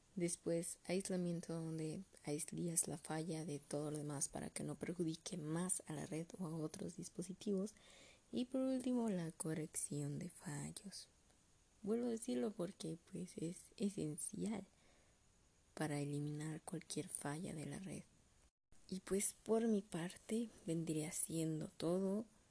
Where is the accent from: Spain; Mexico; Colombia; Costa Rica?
Mexico; como buen mexicano